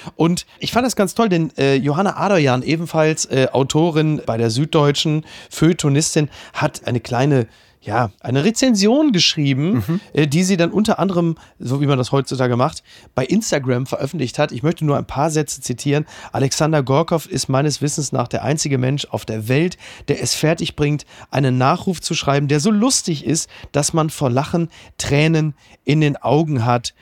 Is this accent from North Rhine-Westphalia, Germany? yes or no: yes; Castrop-Rauxel, North Rhine-Westphalia, Germany; in Castro rauxel wo ich herkomme